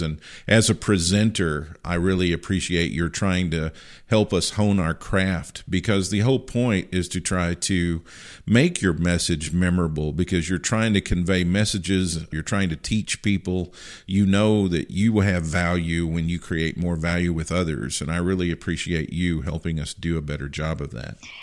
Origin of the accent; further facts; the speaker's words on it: Marshall County, Western Kentucky, United States; now in Missouri, United States; my high school where I grew up in my hometown at Marshall County High School in Western Kentucky